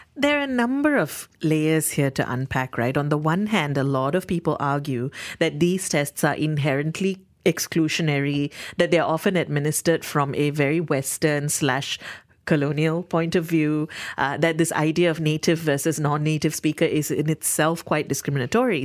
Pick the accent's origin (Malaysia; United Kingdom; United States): Malaysia; being in Malaysia because we are a multilingual country and a lot of us do speak English on a daily basis